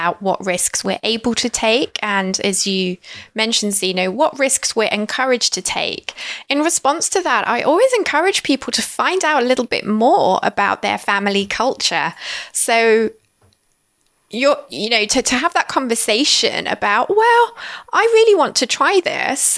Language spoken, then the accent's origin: English; United Kingdom; now in London, United Kingdom; being British